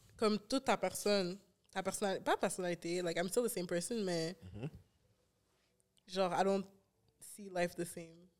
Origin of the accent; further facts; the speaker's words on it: Rivière, Quebec, Canada; je viens de rivière.